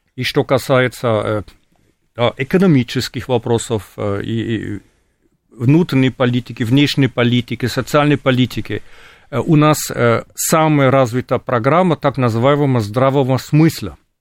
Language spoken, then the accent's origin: Russian; Germany; Russian is a second language; Я сам вырос в РГ, хотя родственники жили в ГДР, потому что отец был беженцем из, э, ГДР до того, как родился